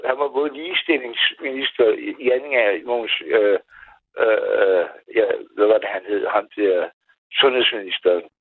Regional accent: Maribo, Zealand, Denmark; accent: Lolland; moved away as an adult; now in Copenhagen, Denmark; Jamen, jeg starter lollandsk. Jeg er fra Majebo.

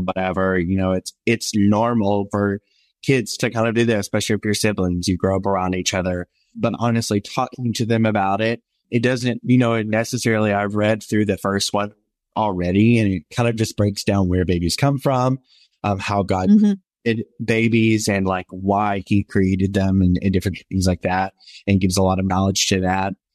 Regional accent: the South, United States; born or raised there

